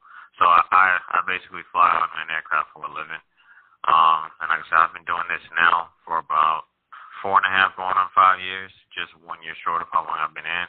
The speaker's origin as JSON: {"language": "English", "town": "St. Louis", "region": "Missouri", "country": "United States", "tie": "born or raised there", "moved": "as an adult", "lives_now": "Fort Irwin, United States", "said": "Born and raised in St. Louis, Missouri"}